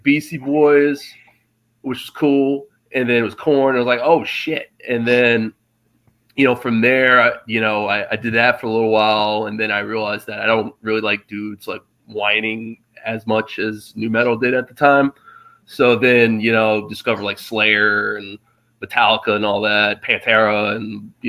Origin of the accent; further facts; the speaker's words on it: Charlottesville, Virginia, United States; moved away as an adult; also born or lived in Richmond; now in New York City, United States; originally, I grew up in Charlottesville